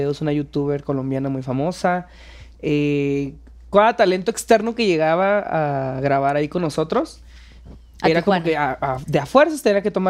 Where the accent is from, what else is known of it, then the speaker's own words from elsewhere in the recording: northern Mexico, Mexico; accent: northern; now in Mexico City, Mexico; pues aquí estoy en la Ciudad de México, me, decidí venirme para acá. También me hacen bullying por mi acento, no nada más